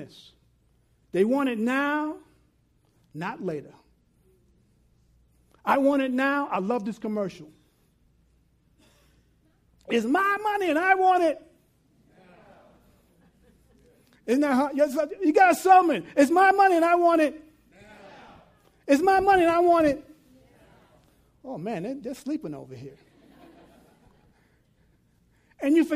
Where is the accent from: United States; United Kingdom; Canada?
United States; New York City, New York; growing up, had a big yard. I'm from New York City, lived in South Ozone Park, had a great yard